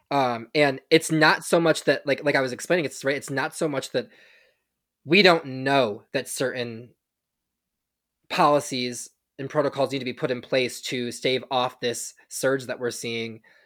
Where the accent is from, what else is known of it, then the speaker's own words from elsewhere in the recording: Michigan, United States; we are both from Michigan